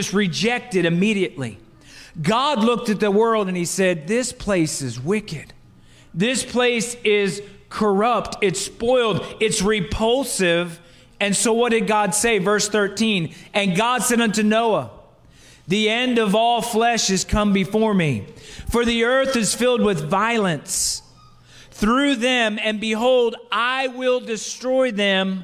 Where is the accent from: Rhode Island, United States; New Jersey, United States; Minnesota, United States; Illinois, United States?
New Jersey, United States; I'm from South Jersey